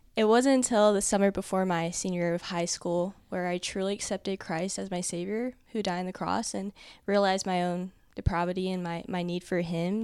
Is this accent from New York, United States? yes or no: no; Dallas, Texas, United States; I'm from Dallas, Texas.